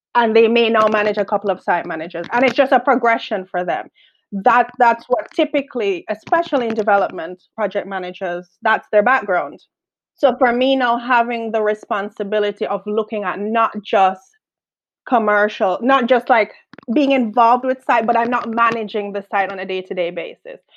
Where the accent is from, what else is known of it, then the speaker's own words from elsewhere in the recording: Jamaica; accent: Caribbean; now in London, United Kingdom; I'm from Jamaica.